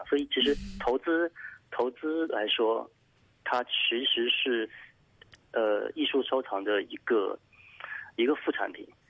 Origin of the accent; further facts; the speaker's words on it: Jingdezhen, Jiangxi, China; moved away; 我是出生在景德镇